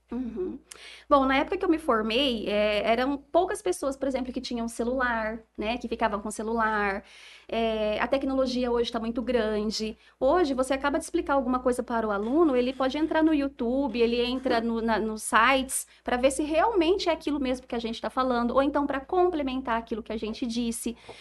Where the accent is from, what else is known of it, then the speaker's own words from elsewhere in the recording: Jales, São Paulo, Brazil; aqui em Jales ainda, que é a cidade né, da minha família, a cidade onde eu cresci